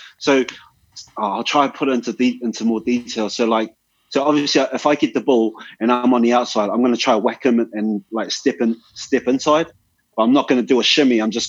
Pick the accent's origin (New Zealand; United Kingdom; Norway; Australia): New Zealand; I'm not from here. This is not where I'm from. Like, I'm from, like, you know, I'm from New Zealand. So I'm going to come bring my New Zealand style here.